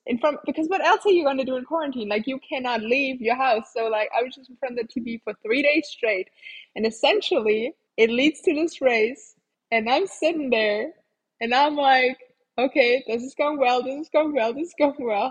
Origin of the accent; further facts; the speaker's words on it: Germany; also born or lived in United States; I came back from the States back to Germany